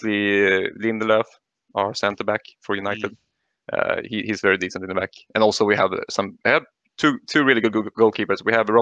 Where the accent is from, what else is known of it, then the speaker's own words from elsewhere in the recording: Stockholm, Stockholm County, Sweden; I'm from Stockholm, Sweden.